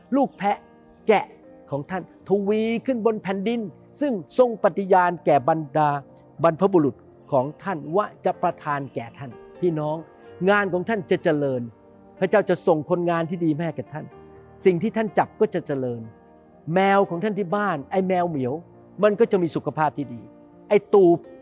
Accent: Thailand; moved away as an adult; now in United States; ผมเป็นคนไทย

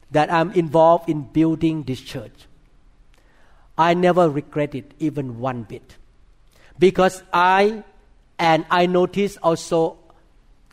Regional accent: Thailand; moved away; I was born in Thailand

